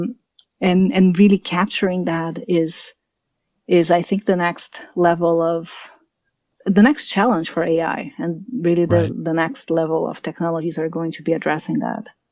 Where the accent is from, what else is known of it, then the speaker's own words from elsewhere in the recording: São Paulo, Brazil; moved away as an adult; also born or lived in Germany; now in United States; So I'm from Brazil. I'm from São Paulo, and I, I left Brazil when I was 19. So I mm. did up to high school in Brazil